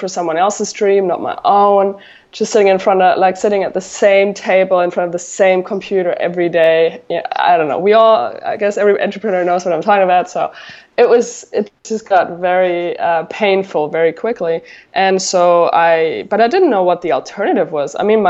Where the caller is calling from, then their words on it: Encinitas, California, United States; I'm calling in from Southern California, Encinitas to be specific.